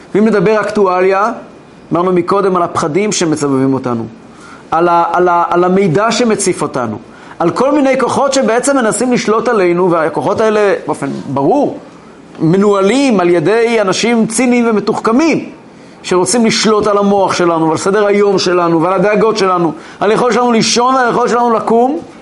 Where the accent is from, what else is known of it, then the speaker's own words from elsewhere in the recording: Kfar Chabad, Central District, Israel; אני גדלתי כילד בכפר חב"ד